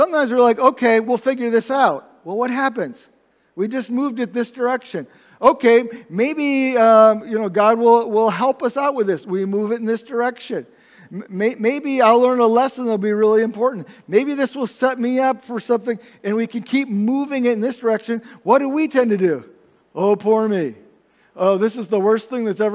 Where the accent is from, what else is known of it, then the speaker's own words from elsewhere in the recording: Indiana, United States; also born or lived in Michigan; I remember when we moved from Michigan down to Indiana when I was in second grade